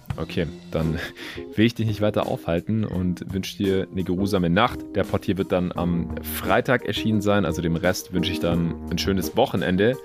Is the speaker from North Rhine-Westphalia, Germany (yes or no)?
no; Stuttgart, Baden-Württemberg, Germany; moved away; in meine alte Heimat nach Stuttgart